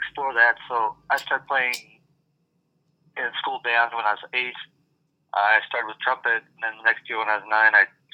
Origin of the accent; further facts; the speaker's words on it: Prescott, Arizona, United States; moved away as an adult; also born or lived in Oregon; now in Portland, United States; I grew up in Prescott, Arizona